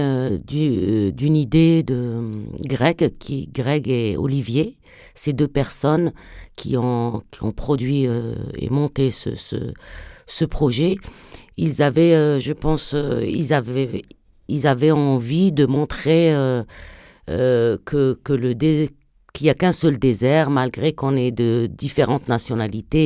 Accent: southern Algeria, Algeria; also born or lived in France; je suis une artiste euh, franco-algérienne. je, je, viens du sud algérien.

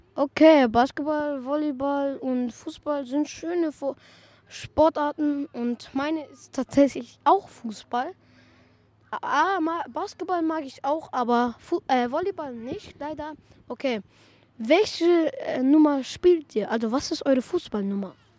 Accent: Vienna, Austria; Ich bin leider in Wien geboren.

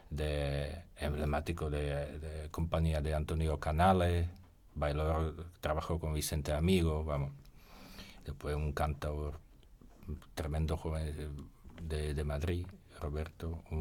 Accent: Slovakia; born there; Spanish is a second language; also born or lived in Spain; yo nací en Eslovaquia, ¿no? Yo, soy de, parte de mi madre, venimos

